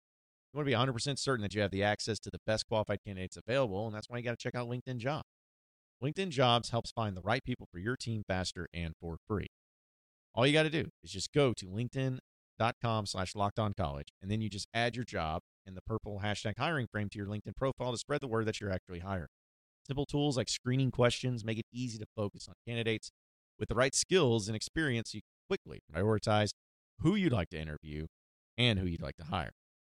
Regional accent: Fayetteville, Arkansas, United States; I grew up a Razorback fan. I'm from Fayetteville. I went to school there.

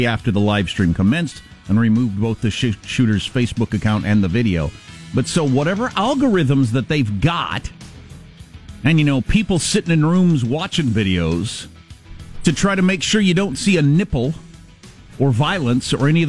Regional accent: Iowa, United States; moved away; I grew up around Iowa

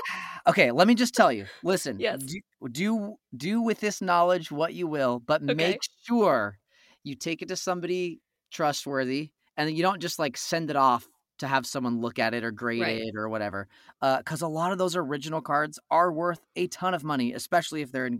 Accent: Pinole, California, United States; I grew up in Northern California, so I grew up in the East Bay area, like 20 miles east of San Francisco in a little city called Pinole.

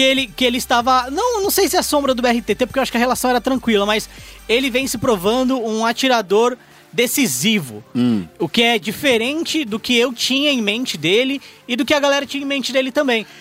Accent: São Bernardo do Campo, São Paulo, Brazil; eu sou de São Bernardo

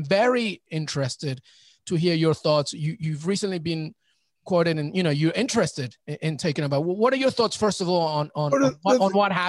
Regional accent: England, United Kingdom; I grew up in England

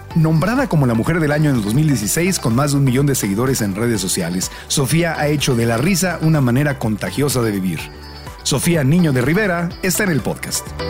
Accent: Mexico; moved away; nosotros somos mexicanos

